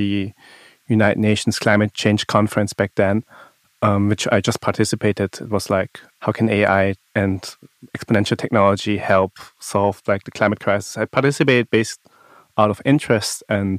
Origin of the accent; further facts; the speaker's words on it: Baden-Württemberg, Germany; I grew up in the Black Forest, so nature has been a big part of like my life.